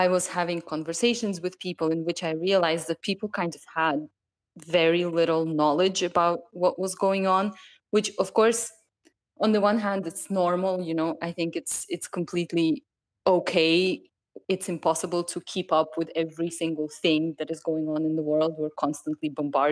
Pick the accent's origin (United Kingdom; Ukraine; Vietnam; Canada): Ukraine; Chernivtsi, Chernivtsi Oblast; moved away as an adult; now in Lisbon, Portugal; I am from Ukraine, from the city of Chernivtsi. I have been living in Portugal for the past couple of years